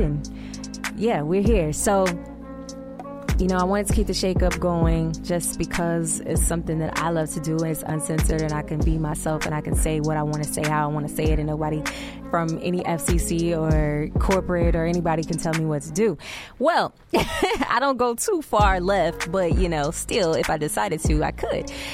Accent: Little Rock, Arkansas, United States; moved away as an adult; also born or lived in Malvern, Arkansas / Hot Springs, Arkansas / Jonesboro, Arkansas; now in Tulsa, United States; my hometown in Little Rock

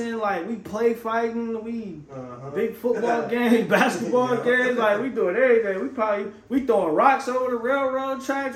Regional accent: Vallejo, California, United States; also born or lived in Fairfield, California; I'm originally from Vallejo, born in Vallejo

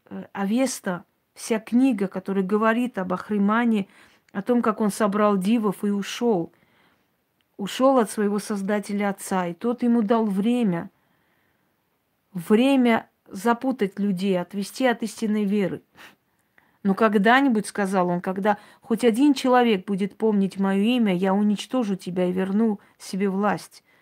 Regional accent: Georgia; Гардманское княжество – который сейчас входит в Грузию, называется Гордобанское княжество. Я родилась там. Вот я из Гордманского княжества.

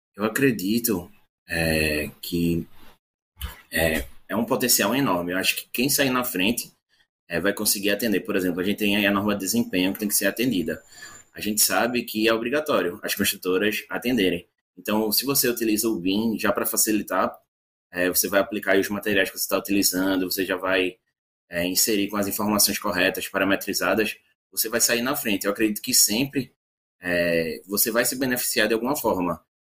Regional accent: Recife, Pernambuco, Brazil; eu sou daqui de Recife, Pernambuco

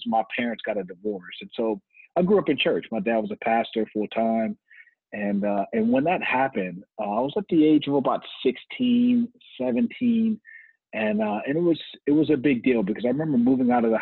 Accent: Lafayette, Louisiana, United States; I'm born and raised in Lafayette, Louisiana, and been here all my life

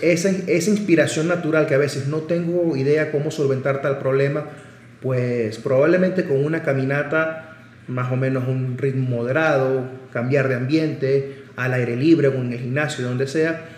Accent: Caracas, Capital District, Venezuela; moved away as an adult; also born or lived in Barcelona, Spain; now in Puebla, Mexico; Nací en Caracas, Venezuela y me formé como médico general y cardiólogo también en mi país

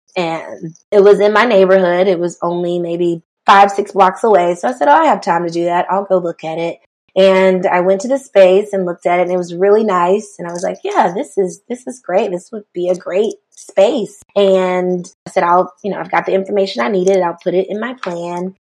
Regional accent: Rock Hill, South Carolina, United States; I am originally from Rock Hill, South Carolina. Grew up there, spent most of my life there

